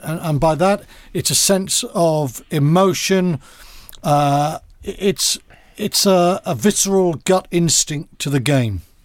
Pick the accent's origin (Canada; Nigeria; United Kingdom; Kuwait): United Kingdom; Wales; moved away; also born or lived in Bath; as a Welsh schoolboy and someone who's in the Welsh squad